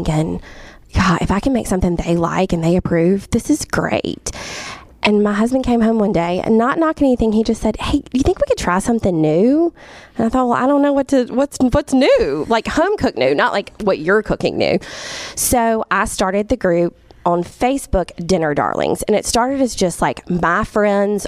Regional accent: Jackson, Mississippi, United States; I was born and raised in Jackson.

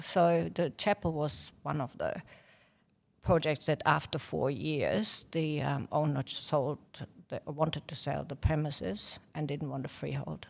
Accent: Germany; moved away as an adult; now in Victoria, Australia; I'm German

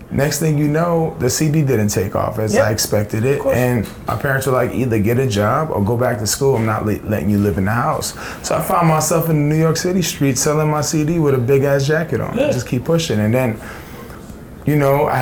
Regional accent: Libya; now in United States; I was born in Libya

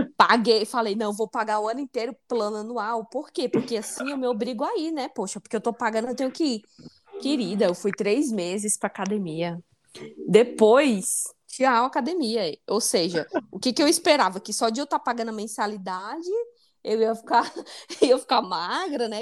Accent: Northeast Region, Brazil; now in São Paulo, Brazil; minha origem nordestina

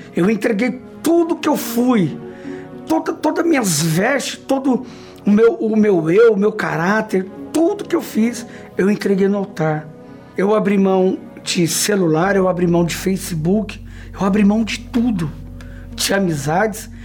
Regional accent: Brazil; Nasci numa comunidade na Zona Leste, onde essa comunidade era uma boca de fumo

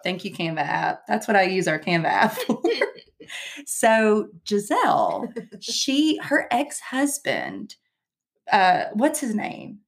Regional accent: Somerset, Kentucky, United States; I said, Kentucky.

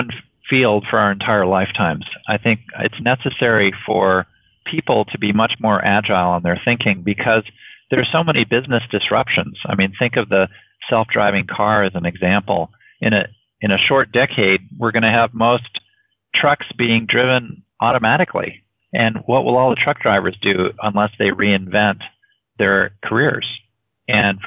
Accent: Woods Hole, Massachusetts, United States; moved away; also born or lived in Hawaii / Silicon Valley; I grew up in Woods Hole

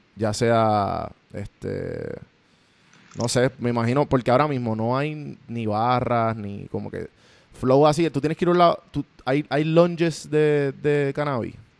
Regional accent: Puerto Rico; moved away as an adult; now in United States; los tres somos boricua

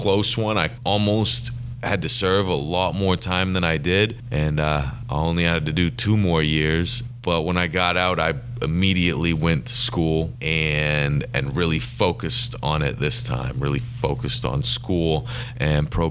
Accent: Bangor, Maine, United States; I was born right here in Bangor, Maine.

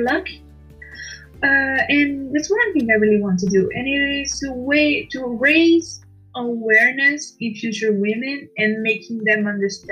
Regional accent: Milan, Lombardy, Italy; English is a second language; I was born in Milan, in Italy, and I am 42 years old

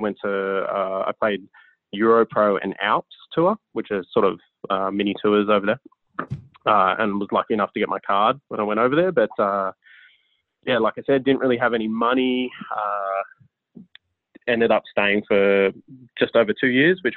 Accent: Sydney, New South Wales, Australia; I grew up in Palm Beach in Sydney, Australia

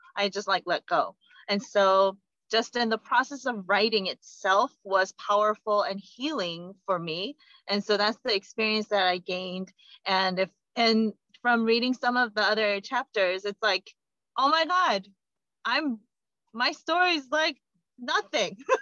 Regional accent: South Korea; moved away; I come from Korea

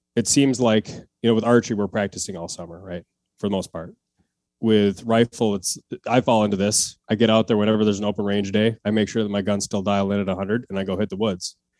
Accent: Wisconsin, United States; now in Minneapolis, United States; I grew up in Wisconsin, uh, hunting since I was twelve, and then I moved to, uh, Minneapolis area right now

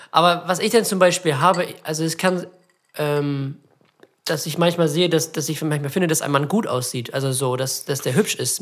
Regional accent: Germany; als Deutsche

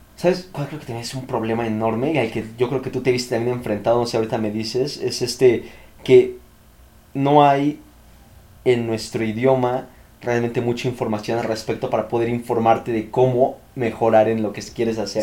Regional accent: Mexico

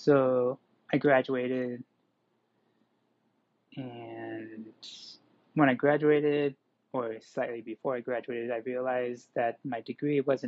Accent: California, United States; I was born and raised in California

